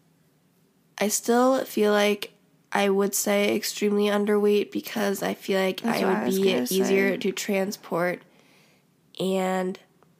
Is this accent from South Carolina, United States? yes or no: no; Iowa, United States; we're from Iowa